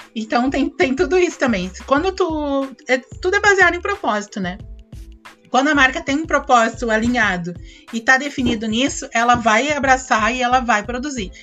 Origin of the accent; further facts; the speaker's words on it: Porto Alegre, Rio Grande do Sul, Brazil; Eu sou gaúcha, sou de Porto Alegre